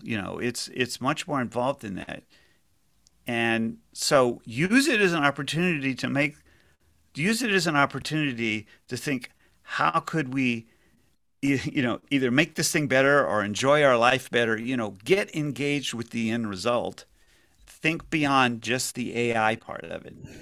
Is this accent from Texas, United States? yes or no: yes; Houston, Texas, United States; I grew up in Houston